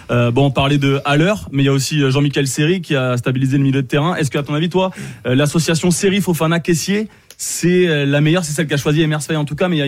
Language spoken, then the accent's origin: French; Cameroon; also born or lived in Amiens; Non, je suis camerounais.